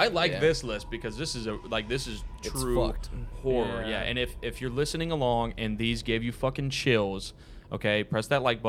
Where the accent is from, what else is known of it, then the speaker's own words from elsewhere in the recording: Pensacola area, Florida, United States; Yeah, it's basically our hometown.